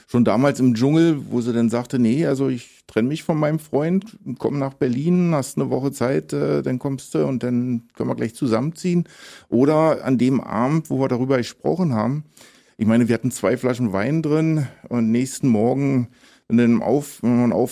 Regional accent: Tobago, Trinidad & Tobago; Also wenn ich, wenn, wenn ich gefragt werde, wo meine Heimat ist, dann das ist schon immer schwer zu antworten, aber so am ehesten kommt dann vielleicht Tobago hin.

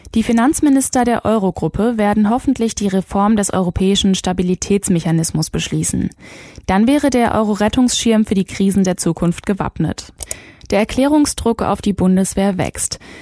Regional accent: Germany; Hier bei uns in Deutschland

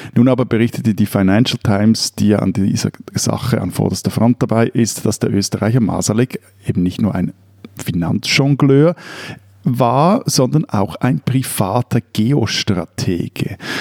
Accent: Switzerland; bei uns in der Schweiz

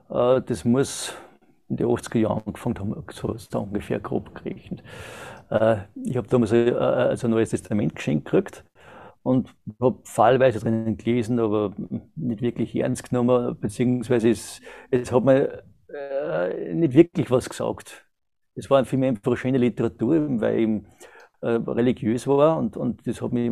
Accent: Austria; bin 1970 geboren in Österreich, äh, habe die ganzen äh, Pflichtschulen und alles dort absolviert

